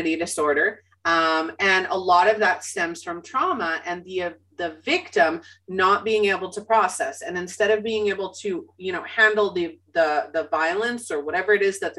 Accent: Winnipeg, Manitoba, Canada; I was born and raised in Winnipeg, Manitoba, Canada.

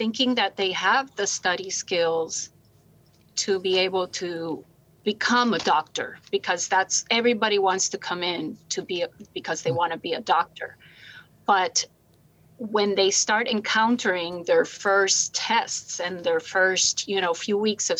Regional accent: Puerto Rico; moved away as an adult; I'm from Puerto Rico originally. I came here to go to college

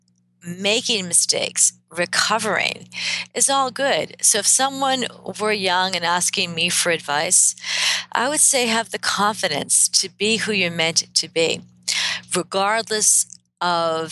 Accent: Boston, Massachusetts, United States; I am a Bostonian, born and bred and educated

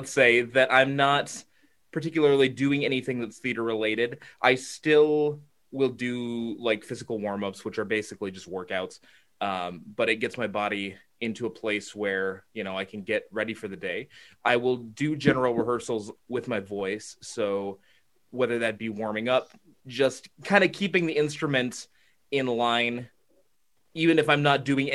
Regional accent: Minnesota, United States; moved away as an adult; now in London, United Kingdom; I'm from Minnesota

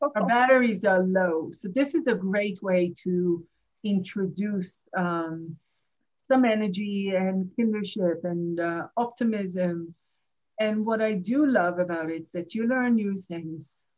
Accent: Jerusalem, Jerusalem District, Israel; English is a second language; moved away as an adult; also born or lived in Tel Aviv; now in New York, United States; I grew up in Jerusalem

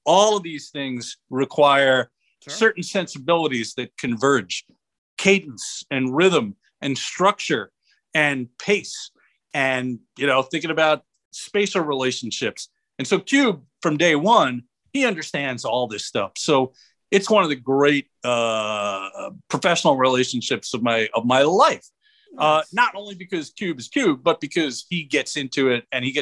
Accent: New York, United States; growing up in New York

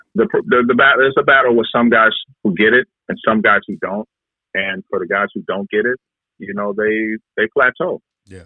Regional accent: Detroit, Michigan, United States; now in Vancouver, Canada; the areas that I grew up in in Detroit

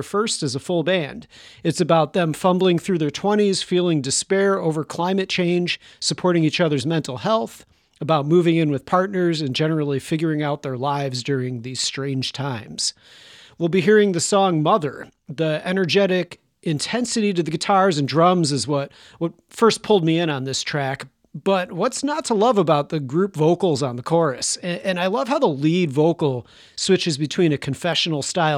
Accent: Chicago, Illinois, United States; artists from my hometown

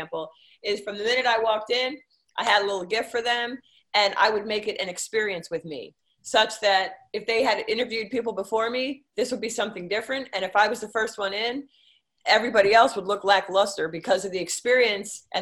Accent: King of Prussia, Pennsylvania, United States; moved away as an adult; also born or lived in Northern Virginia; I was from Philadelphia area, a Philly suburb, King of Prussia

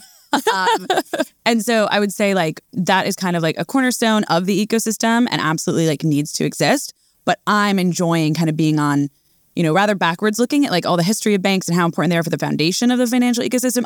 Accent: outside of New York, United States; I grew up around here

